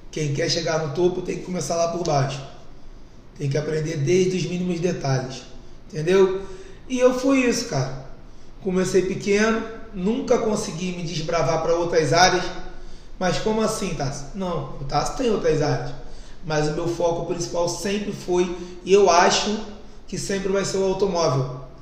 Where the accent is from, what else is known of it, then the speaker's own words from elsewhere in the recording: Bangu, Rio de Janeiro, Brazil; Vim de Bangu, comecei a trabalhar com, com automóvel aos meus 16 anos. Hoje tenho 32, então estou 16 anos no ramo.